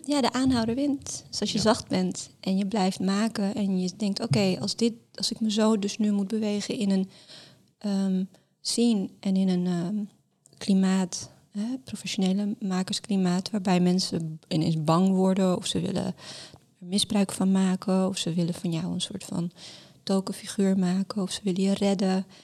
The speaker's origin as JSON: {"language": "Dutch", "town": "Amsterdam", "region": "North Holland", "country": "Netherlands", "tie": "born or raised there", "also_born_or_lived": "Larache, Morocco / Mascara, Algeria", "lives_now": "Rotterdam, Netherlands", "said": "ik ben getogen in Amsterdam, ik ben geboren in Laresh in Marokko"}